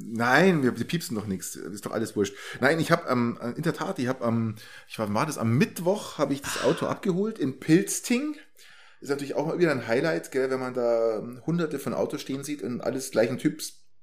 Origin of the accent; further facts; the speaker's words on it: Germany; als blöder Deutscher